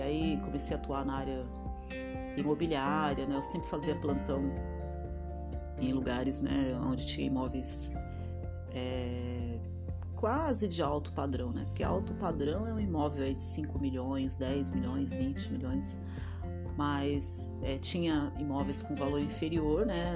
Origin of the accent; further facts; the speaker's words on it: Diadema, São Paulo, Brazil; moved away; Eu nasci em Diadema, né? No ABC Paulista. E quando eu era pequena, a rua que eu morava não tinha asfalto